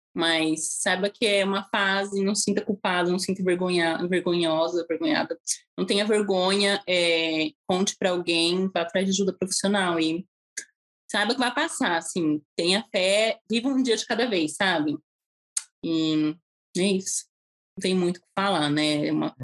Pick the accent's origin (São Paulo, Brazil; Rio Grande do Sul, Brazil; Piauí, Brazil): São Paulo, Brazil; Santo André; moved away as an adult; also born or lived in Utah, United States / Florianópolis, Brazil / Nicaragua; now in Melbourne, United States; fui em Santo André mesmo, onde eu fui criada